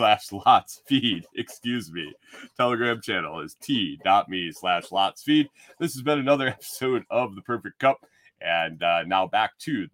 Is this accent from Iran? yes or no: no; Buffalo, New York, United States; where I grew up in Western New York. Buffalo, moved to Syracuse